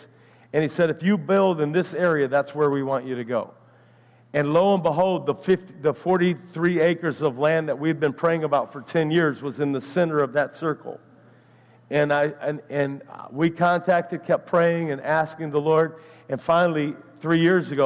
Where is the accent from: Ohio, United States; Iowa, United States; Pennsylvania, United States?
Ohio, United States; now in Naples, United States; I'm from Ohio